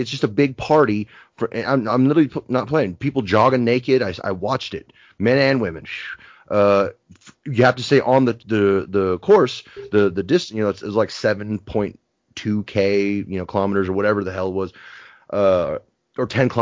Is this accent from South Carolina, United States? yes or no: no; Napa, California, United States; also born or lived in San Francisco; growing up in Napa